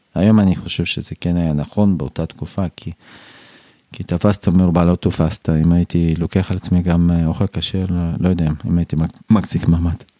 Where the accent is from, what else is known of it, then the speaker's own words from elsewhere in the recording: Tashkent, Uzbekistan; Hebrew is a second language; moved away as an adult; now in Beitar Illit, Israel; אני גדלתי באוזבקיסטן